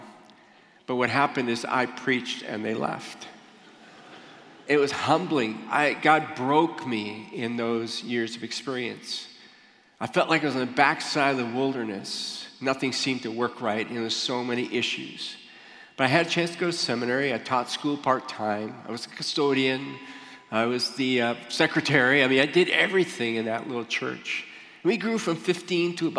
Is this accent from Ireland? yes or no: no; Michigan, United States; moved away as an adult; also born or lived in Ohio; I grew up in Michigan